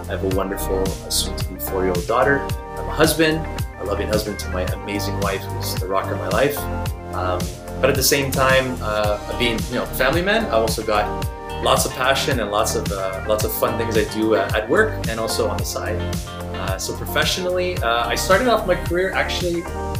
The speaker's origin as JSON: {"language": "English", "town": "Montreal", "region": "Quebec", "country": "Canada", "said": "I'm from Montreal, by the way, up in Canada"}